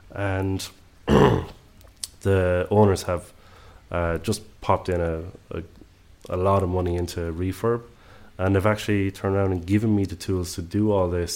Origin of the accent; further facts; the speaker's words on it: Ireland; accent: Irish; moved away as an adult; now in Southern Highlands, Australia; the accent will tell you straight away I'm Irish